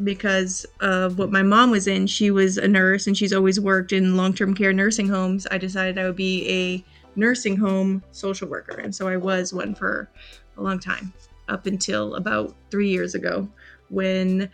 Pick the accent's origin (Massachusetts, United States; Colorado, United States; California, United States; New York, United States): Massachusetts, United States; moved away as an adult; also born or lived in North Carolina; now in Raleigh, United States; I grew up in Massachusetts, and my whole family moved down here to North Carolina about 7 years ago